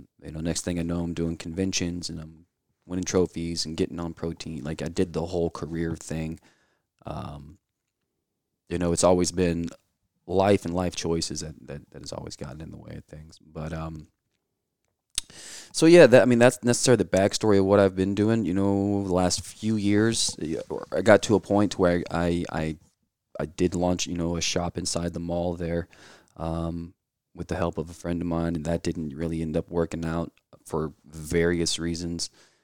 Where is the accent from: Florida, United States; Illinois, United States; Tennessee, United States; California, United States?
Illinois, United States; moved away; Originally in Illinois. We kind of moved around a whole lot.